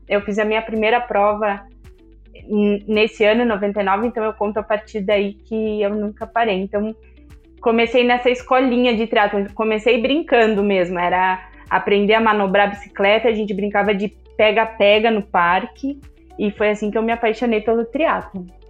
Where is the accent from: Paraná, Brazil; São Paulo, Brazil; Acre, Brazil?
Paraná, Brazil; Curitiba; eu sou de Curitiba